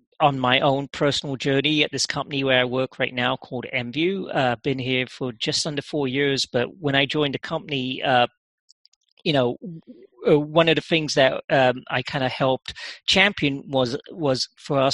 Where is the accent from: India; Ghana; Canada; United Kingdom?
United Kingdom; London; moved away as an adult; now in United States; I actually grew up in England. Yeah, oh, did I did. Yeah, I spent a good part of my formative years in London